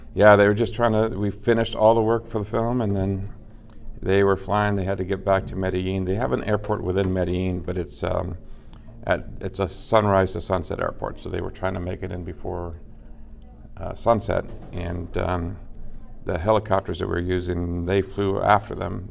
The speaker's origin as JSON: {"language": "English", "town": "Los Angeles", "region": "California", "country": "United States", "tie": "born or raised there", "moved": "yes", "said": "I am originally from Los Angeles."}